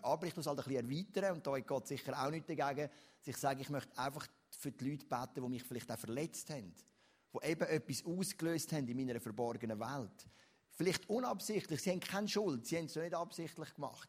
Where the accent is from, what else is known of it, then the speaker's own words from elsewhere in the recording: Switzerland; also born or lived in Lucerne; bei uns in der Schweiz